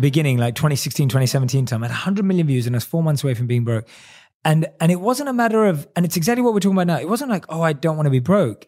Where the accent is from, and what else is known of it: London, United Kingdom; born or raised there